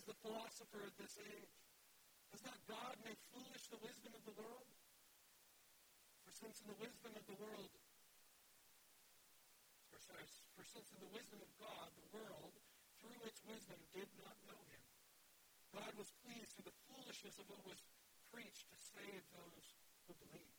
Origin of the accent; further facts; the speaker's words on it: Wisconsin, United States; I'm from Wisconsin